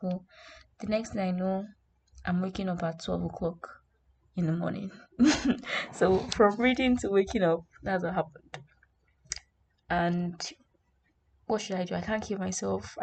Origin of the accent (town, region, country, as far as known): Nigeria